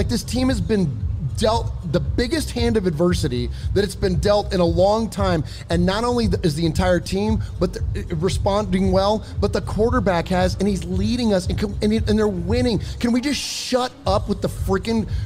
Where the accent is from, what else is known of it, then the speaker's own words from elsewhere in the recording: San Jose, California, United States; now in Nashville, United States; we're from San Jose, we're from the Bay Area, but we now live outside of Nashville